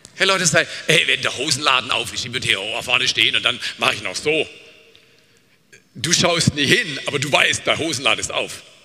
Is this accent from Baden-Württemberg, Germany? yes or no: yes; Black Forest, Baden-Württemberg, Germany; Ich komme aus dem Schwarzwald, bin Bergfahrer